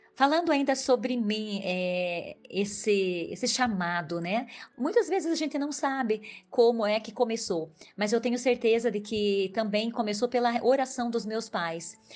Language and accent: Portuguese; Irati, Paraná, Brazil; also born or lived in Prudentópolis, Paraná; nasci em Rio do Couro, Irati, Paraná. Minha família morou lá